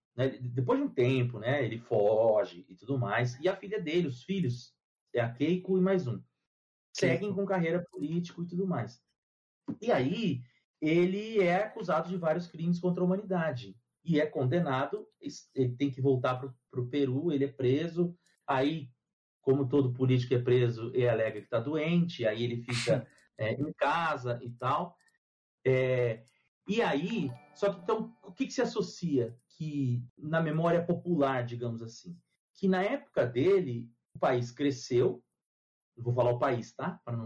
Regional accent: Brazil; eu sou brasileiro

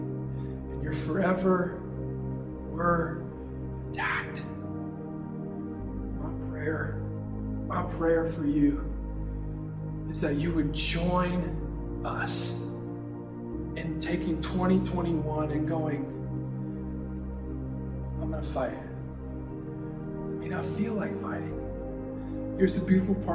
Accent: Nampa, Idaho, United States; moved away; I am from Idaho, and everyone thinks that's like country

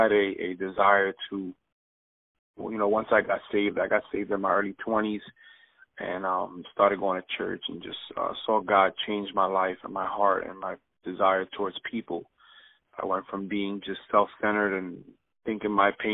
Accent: Jersey City, New Jersey, United States; moved away as an adult; now in Bradenton, United States; I'm originally from Jersey City, New Jersey. Okay. Moved here about 6 years ago

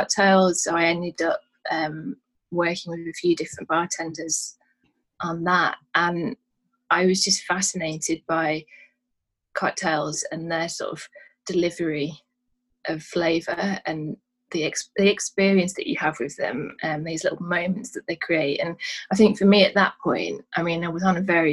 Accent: Manchester, North West England, United Kingdom; now in London, United Kingdom; I'm from Manchester originally, and moving down to London

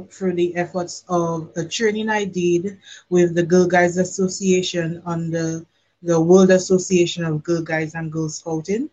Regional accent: Dominica; now in Barbados; I am Dominican

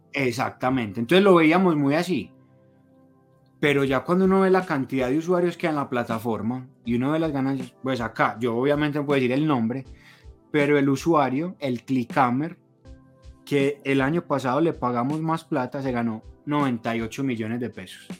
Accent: Colombia; nosotros como colombianos

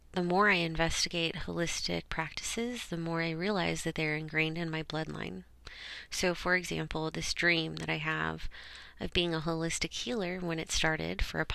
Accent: Orange County, California, United States; also born or lived in Los Angeles, California; I was born in Los Angeles, but I ended up moving down to Orange County once my parents, decided they wanted to move on up for a better life for themselves.

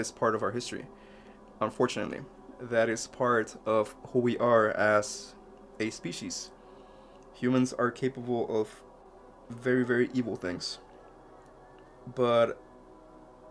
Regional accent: Mexico; moved away; when I was a little kid growing up in Mexico

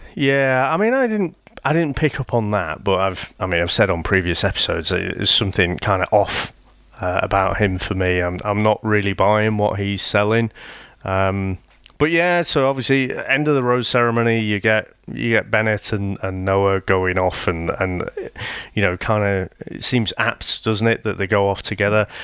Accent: United Kingdom; I'm British

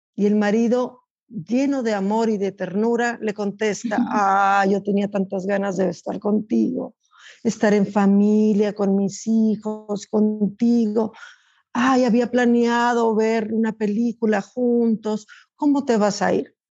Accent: Chihuahua, Mexico; also born or lived in United States (border); now in United States; yo soy de Chihuahua

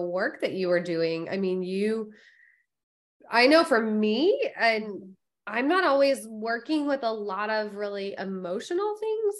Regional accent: Florida, United States; I'm a Florida girl through and through myself.

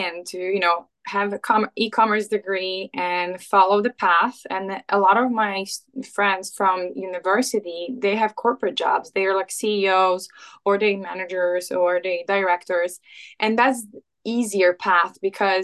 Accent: Poland; moved away as an adult; also born or lived in England; now in United States; I'm Polish. I was born and raised in Poland. I left my home country when I was like around 20

